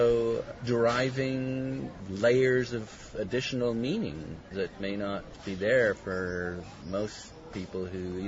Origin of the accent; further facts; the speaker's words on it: Canada; I felt exactly that when I walked on the beaches at Dieppe.